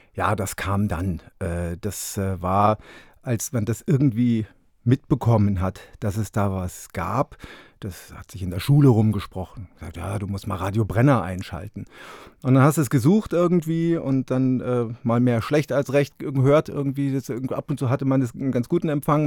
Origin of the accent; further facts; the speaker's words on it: Fürstenfeldbruck, Bavaria, Germany; moved away as an adult; also born or lived in Munich / Augsburg / Leipzig / Berlin; ich bin ja. Äh, in München geboren und in Fürstenfeldbruck groß geworden